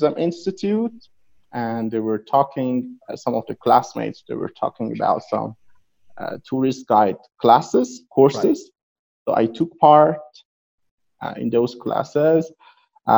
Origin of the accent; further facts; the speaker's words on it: Yazd, Yazd Province, Iran; English is a second language; I was born in Yazd. I'm 30 years old.